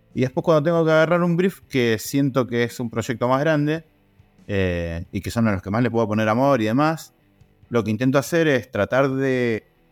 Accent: Río Negro, Argentina; now in Mendoza, Argentina; yo me vine a vivir acá a Mendoza en el año 2000 con una idea de ser periodista. Yo soy de Río Negro

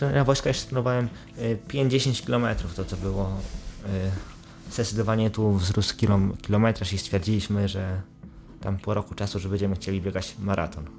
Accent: Brzeg, Opole Voivodeship, Poland; Pochodzę z brzegu, województwie opolskim

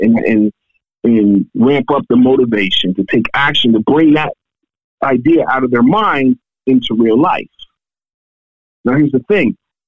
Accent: Pittsburgh, Pennsylvania, United States; my hometown Pittsburgh

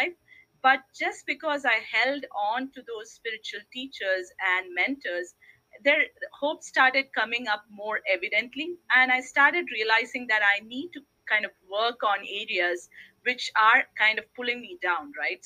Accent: India; I was born in India

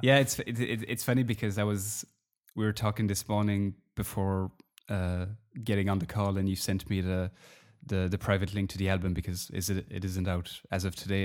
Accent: Belgium; I'm from Belgium

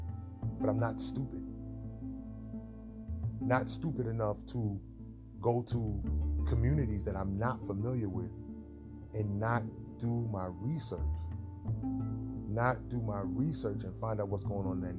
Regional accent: New York City, New York, United States; I was from Harlem. So I, at 13 years old, didn't know everything

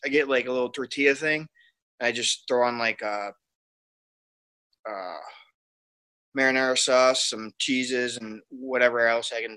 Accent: Wisconsin, United States; I grew up in Wisconsin

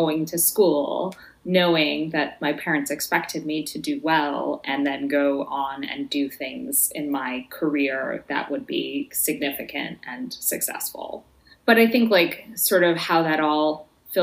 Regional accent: Chicago, Illinois, United States; born or raised there; moved away; also born or lived in Iowa City, Iowa

